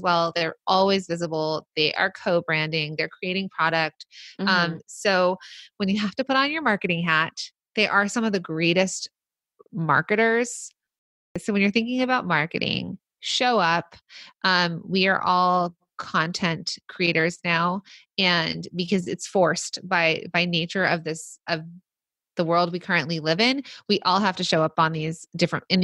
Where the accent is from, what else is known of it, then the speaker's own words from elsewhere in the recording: Hidden Hills, California, United States; I grew up in Hidden Hills, actually